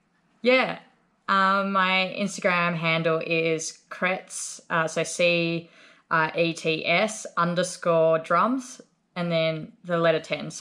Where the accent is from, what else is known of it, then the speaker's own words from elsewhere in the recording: Hobart, Tasmania, Australia; moved away as an adult; now in Melbourne, Australia; I grew up in Hobart, which is the city.